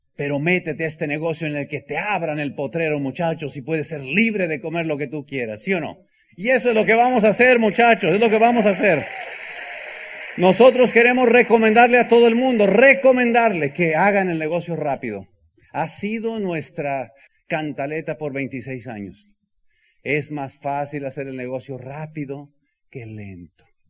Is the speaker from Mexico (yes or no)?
yes; El Bajío, Mexico; soy del Bajío